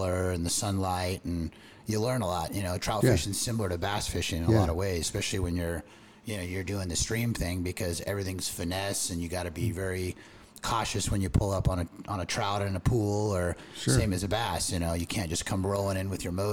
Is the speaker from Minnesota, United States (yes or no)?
no; Tustin, California, United States; I grew up in Tustin, California, kind of Orange County boy